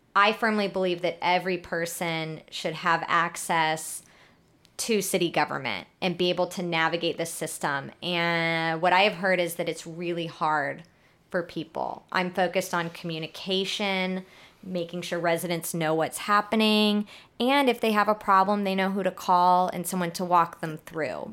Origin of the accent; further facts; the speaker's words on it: Houston, Texas, United States; also born or lived in New Orleans; I'm born and raised in Houston